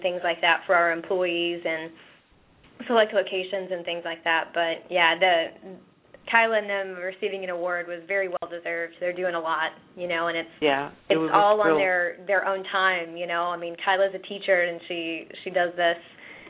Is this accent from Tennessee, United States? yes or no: yes; East Tennessee, United States; growing up in East Tennessee